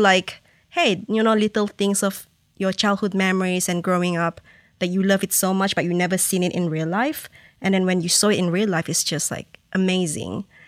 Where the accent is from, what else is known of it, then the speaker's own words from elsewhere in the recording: Malaysia; moved away; I born and raised in that culture